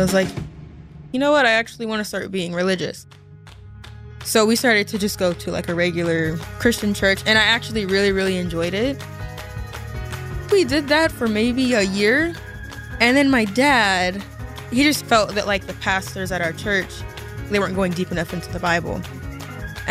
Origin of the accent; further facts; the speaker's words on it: Corona, California, United States; moved away; also born or lived in Egypt; I have 5 siblings. I grew up in Corona, California